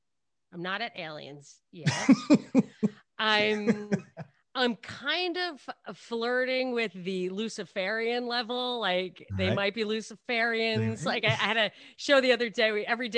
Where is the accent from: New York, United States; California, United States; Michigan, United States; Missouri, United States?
New York, United States; Brooklyn; born there; It's, I was born in Brooklyn, though.